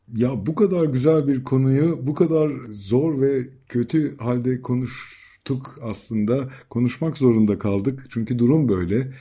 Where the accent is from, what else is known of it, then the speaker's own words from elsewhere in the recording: Bozcaada, Çanakkale, Turkey; bir Bozcaadalı olarak